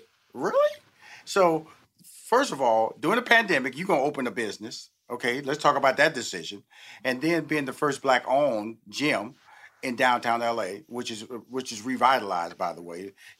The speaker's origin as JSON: {"language": "English", "town": "Houston", "region": "Texas", "country": "United States", "tie": "born or raised there", "also_born_or_lived": "New York / Chicago / Los Angeles", "lives_now": "Atlanta, United States", "said": "I've lived in New York, I've lived in Chicago, I've lived in Los Angeles, I'm born and raised in Houston, I'm now based in Atlanta."}